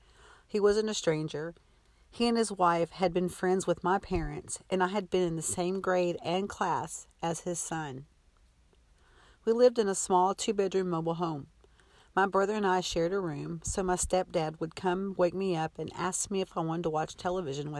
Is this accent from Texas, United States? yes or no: yes; Texas, United States; I was born in May of 1966 in a small Texas town